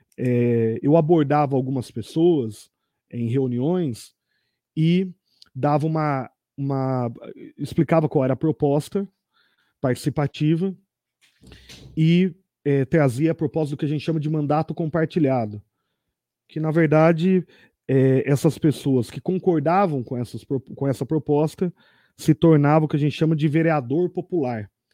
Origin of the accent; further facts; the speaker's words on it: Tatuí, São Paulo, Brazil; accent: caipira; eu adentrei como um bom tatuiano no Conservatório Tatuí em 1999